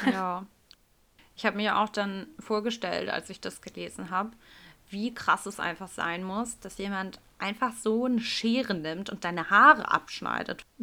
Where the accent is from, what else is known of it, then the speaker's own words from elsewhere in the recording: Hamburg, Germany; bei uns in Hamburg